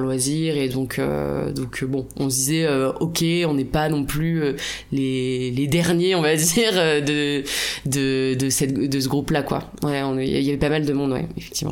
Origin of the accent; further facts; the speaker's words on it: La Rochelle, Nouvelle-Aquitaine, France; je viens de La Rochelle, mon prénom est d'origine vietnamienne